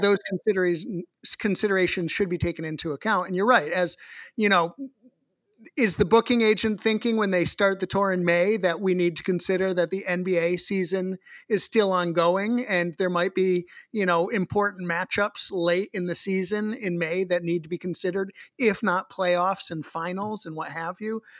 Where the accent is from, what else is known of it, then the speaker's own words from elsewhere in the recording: Boston, Massachusetts, United States; the Boston Red Sox does, my hometown baseball team